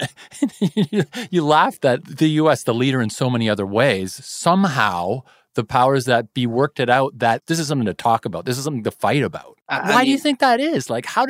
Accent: Kitchener, Ontario, Canada; also born or lived in Toronto; the people I grew up around in Kitchener and Toronto

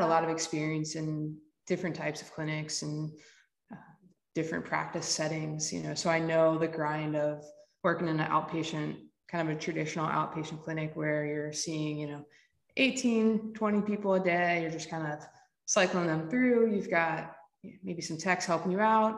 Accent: Willards, Maryland, United States; also born or lived in Lewes, Delaware / Rehoboth Beach, Delaware / Los Angeles, California; So I grew up here on the Eastern Shore, split some time between Willers, which no one knows where that is. It's like halfway between Salisbury and Ocean City.

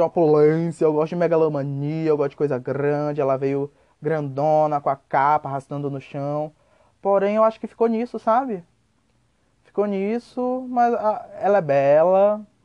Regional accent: Salvador, Bahia, Brazil; now in Lorena, Brazil; Eu sou nascido em Salvador, Bahia

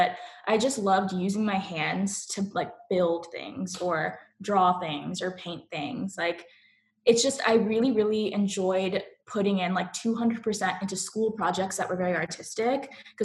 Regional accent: Sugar Land, Texas, United States; also born or lived in Chicago; now in Cary, United States; where I grew up and the place that I kind of resonate most with is Sugar Land, Texas.

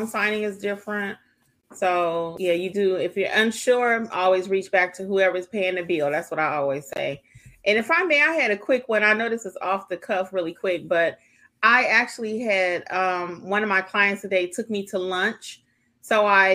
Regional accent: Georgia, United States; we're all from Georgia

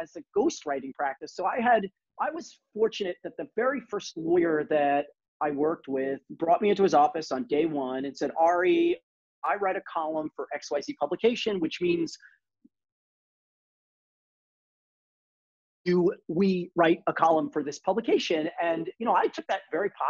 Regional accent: New York City, New York, United States; we're all from Brooklyn. I'm from Brooklyn

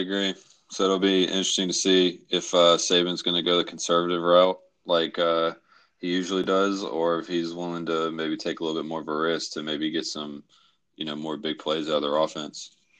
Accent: Memphis, Tennessee, United States; I grew up in Tennessee. We both did

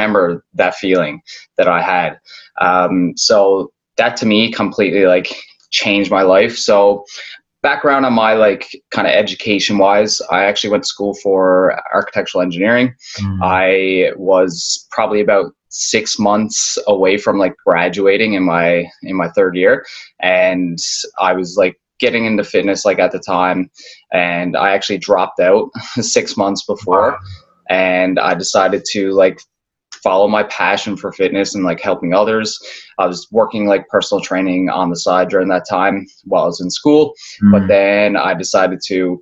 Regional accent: Newfoundland and Labrador, Canada; moved away as an adult; now in Toronto, Canada; I'm originally born from Toronto, but I grew up in Newfoundland. Basically spent most of my life there.

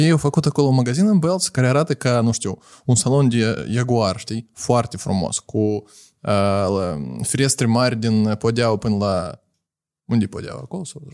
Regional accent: Moldova; noi suntem moldoveni

